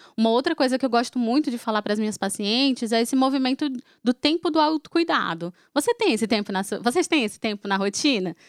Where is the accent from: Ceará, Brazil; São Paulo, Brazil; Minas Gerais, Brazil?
Ceará, Brazil; Fortaleza; eu sou de Fortaleza